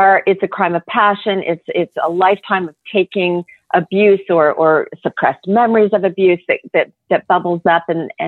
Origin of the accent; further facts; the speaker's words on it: Oklahoma, United States; I grew up in Oklahoma, so they had something called Everclear there.